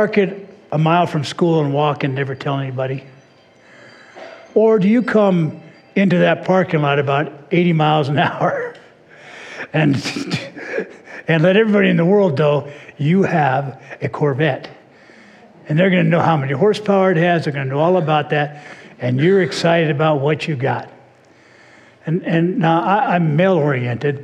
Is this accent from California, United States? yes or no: yes; Orange County, California, United States; I grew up in Orange County